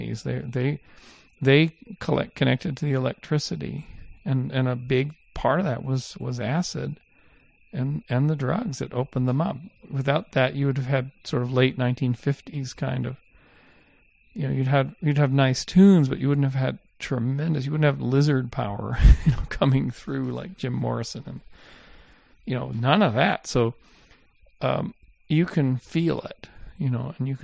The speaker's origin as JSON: {"language": "English", "country": "Canada", "tie": "born or raised there", "moved": "yes", "said": "when I was growing up in Canada in the 70s"}